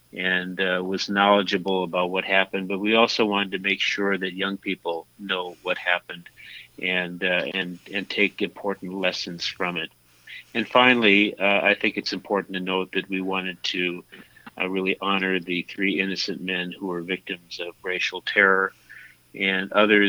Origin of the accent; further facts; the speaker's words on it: Minnesota, United States; I grew up in Minnesota